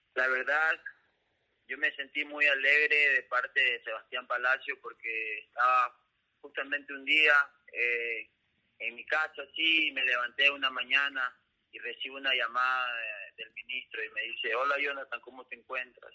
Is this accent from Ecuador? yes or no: yes; Ecuador